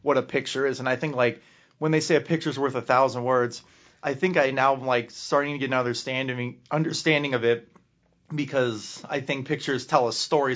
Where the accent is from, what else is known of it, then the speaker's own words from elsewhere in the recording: Lake Bluff, Illinois, United States; I'm from Lake Bluff, like, thirty minutes from Wisconsin